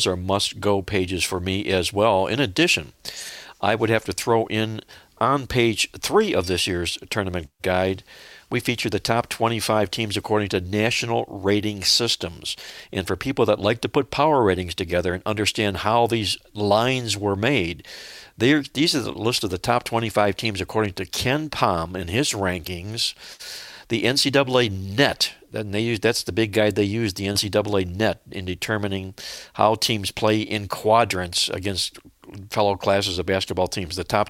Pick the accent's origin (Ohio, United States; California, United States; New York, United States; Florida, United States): Ohio, United States; Cleveland; I grew up in Cleveland, Ohio